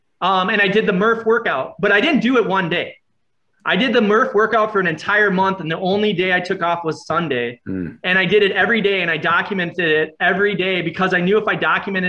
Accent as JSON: {"language": "English", "country": "Ireland", "said": "Plus I'm Irish. Yeah. So I had to get that out of me."}